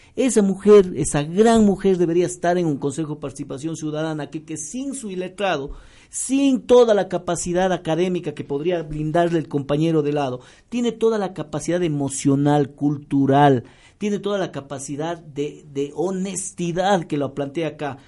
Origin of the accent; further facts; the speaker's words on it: Ecuador; nuestros recursos como ecuatorianos